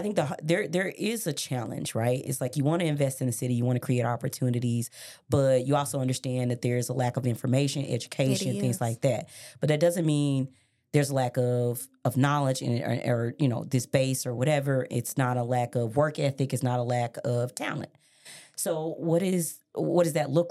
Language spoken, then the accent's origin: English; Memphis, Tennessee, United States; also born or lived in Miami, Florida / Colorado; I grew up in Westwood